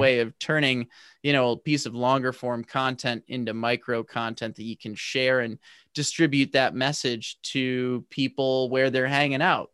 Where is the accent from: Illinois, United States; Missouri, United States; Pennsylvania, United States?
Missouri, United States; St. Louis; I'm from Saint Louis.